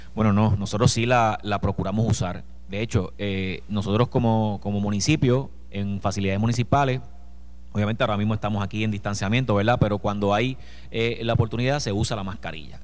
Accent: Villalba, Puerto Rico

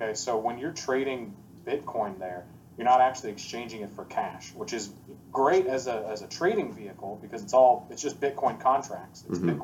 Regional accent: United States; moved away as an adult; now in Puerto Rico; I'm American

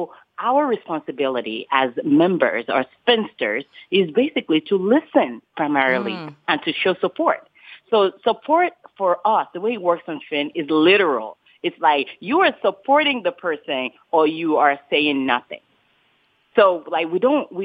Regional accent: Lagos, Nigeria; moved away; I grew up in Nigeria, in Lagos, Nigeria

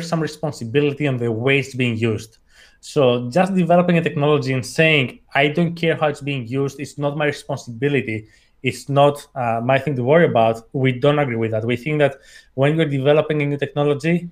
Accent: Athens, Attica, Greece; English is a second language; I was born and raised in Athens, hence the accent.

